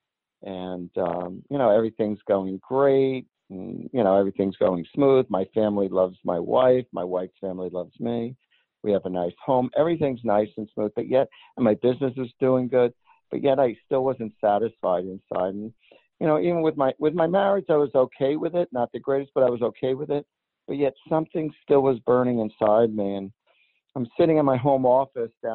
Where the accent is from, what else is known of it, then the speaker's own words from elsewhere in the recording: New Jersey, United States; I was born and raised in New Jersey